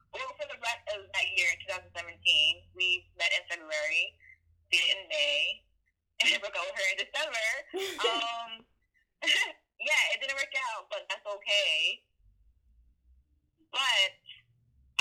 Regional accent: United States; I am Liberian American with family from West Africa. I'm the first one born here in my family in the U.S.

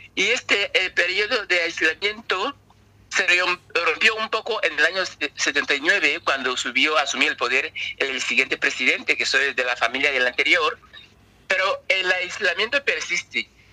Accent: Equatorial Guinea; soy una persona africana que habiendo nacido en África, debería estar hablando en, cualquier lengua africana, pero ahora mismo estoy hablando en castellano

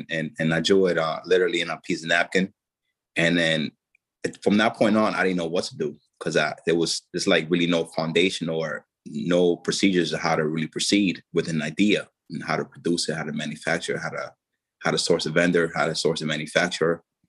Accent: Dominican Republic; my oldest brother ended up passing away tragically in my home in Dominican Republic, my home country.

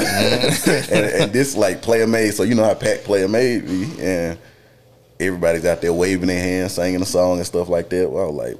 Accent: Belmont, North Carolina, United States; Hood Memorial. it's in Belmont, where I grew up.

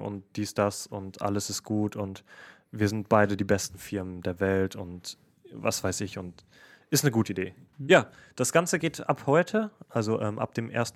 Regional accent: Essen, North Rhine-Westphalia, Germany; ich komme aus Essen

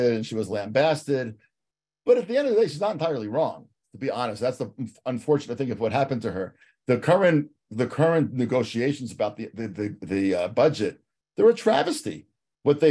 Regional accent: United States; moved away as an adult; now in Israel; I'm an American immigrant

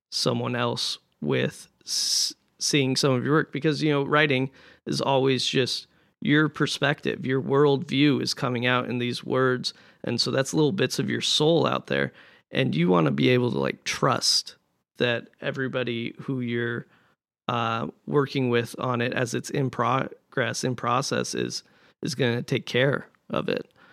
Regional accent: Montana, United States; moved away; I'm from Montana

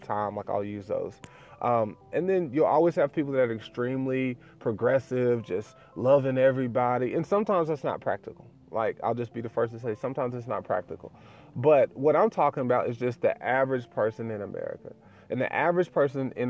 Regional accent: the South, United States; my dad is a pastor, and we're from the South

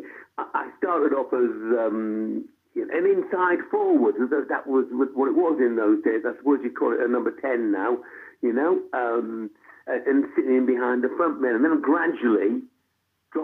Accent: Hartlepool, North East England, United Kingdom; It's like my hometown. I started to go there when I was, as I say, six or seven

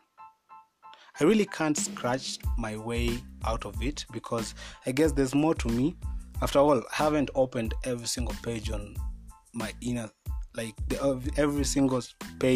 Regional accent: Kenya; I'm a Kenyan by nationality, and I'm really proud of my country

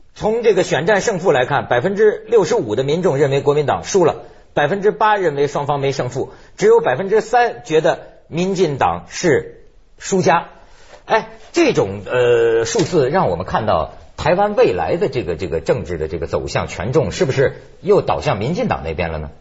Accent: China; 作为我们这个大陆人

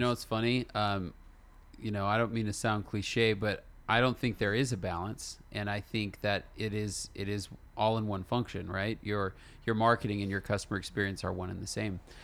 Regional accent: California, United States; moved away as an adult; now in Utah, United States; me and my wife, we're from California, and we moved, uh, to Utah

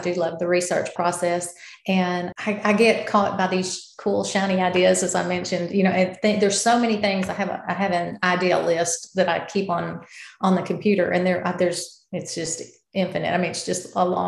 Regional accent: the South, United States; accent: Southern; as you can probably tell from my accent, I'm from the South

